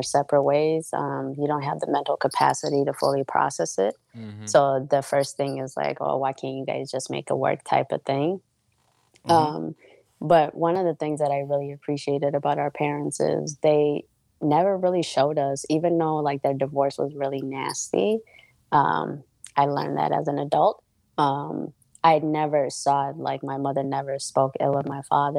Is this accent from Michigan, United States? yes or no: no; Minnesota, United States; I am from Minnesota